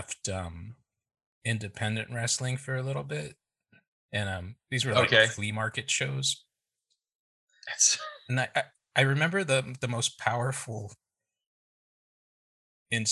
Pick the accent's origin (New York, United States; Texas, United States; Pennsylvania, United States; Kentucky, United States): Texas, United States; also born or lived in Chicago, Illinois / Houston; we had just moved to Texas